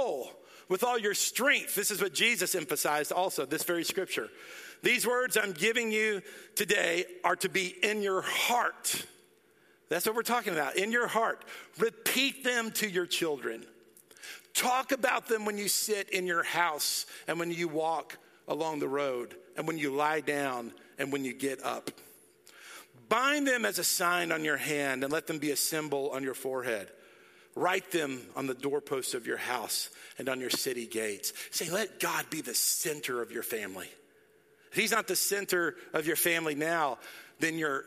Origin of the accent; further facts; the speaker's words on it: Dallas, Texas, United States; moved away; I grew up in Dallas, and I love Dallas.